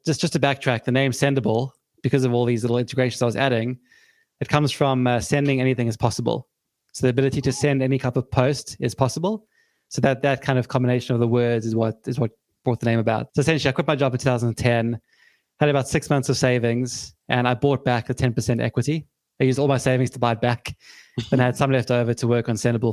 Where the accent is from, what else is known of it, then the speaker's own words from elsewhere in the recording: South Africa; now in United Kingdom; I'm from South Africa originally, grew up there, and I moved to the UK back in 2005